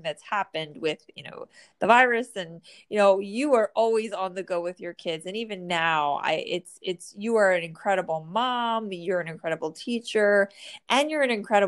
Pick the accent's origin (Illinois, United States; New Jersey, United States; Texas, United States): New Jersey, United States; born or raised there